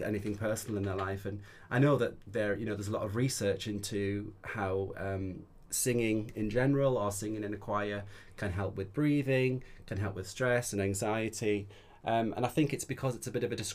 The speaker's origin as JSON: {"language": "English", "area": "the Northeast", "region": "North East England", "country": "United Kingdom", "moved": "yes", "said": "I'm from the Northeast originally"}